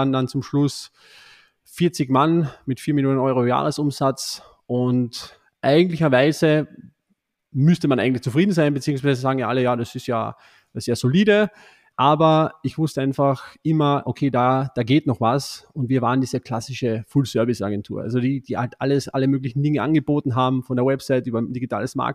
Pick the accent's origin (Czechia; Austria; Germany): Austria; Ich bin ein Österreicher, hört man vielleicht nicht so, aber ich bin ein Österreicher und habe hier in Österreich auch hier im Nationalteam gespielt